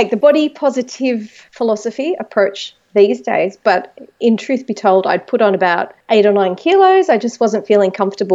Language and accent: English; Penrith, New South Wales, Australia; I was born in a place called Penrith, which is about an hour west of Sydney, here in beautiful Australia